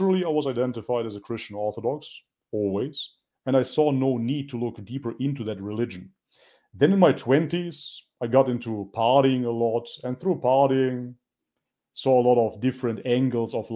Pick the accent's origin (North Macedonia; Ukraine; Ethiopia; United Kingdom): North Macedonia; culturally, I am from Macedonia. That is a small country on the Balkan